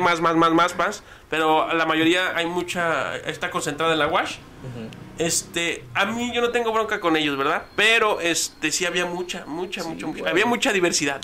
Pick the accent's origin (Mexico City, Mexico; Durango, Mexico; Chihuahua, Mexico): Chihuahua, Mexico; Ciudad Juárez; soy de la República de las Torres